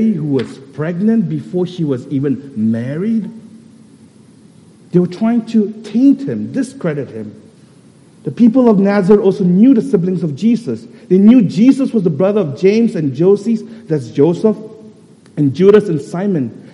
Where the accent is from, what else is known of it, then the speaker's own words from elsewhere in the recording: Kolkata, West Bengal, India; I'm actually from Tangra